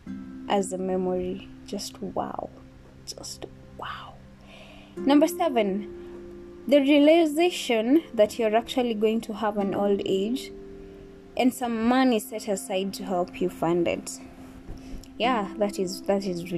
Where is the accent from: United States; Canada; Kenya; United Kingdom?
Kenya; me being Kenyan